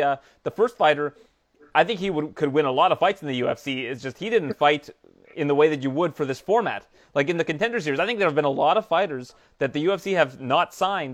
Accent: Canada; we're Canadian

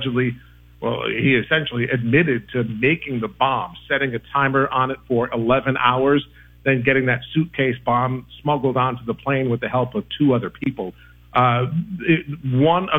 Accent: Rhode Island, United States; I'm from Rhode Island

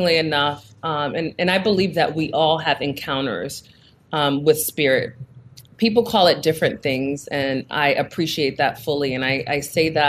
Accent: Newark, New Jersey, United States; Newark, New Jersey, which is my hometown

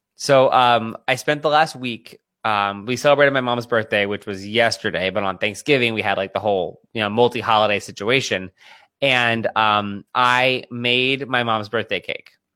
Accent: Pennsylvania, United States; I'm from Pennsylvania. I grew up an Eagles fan

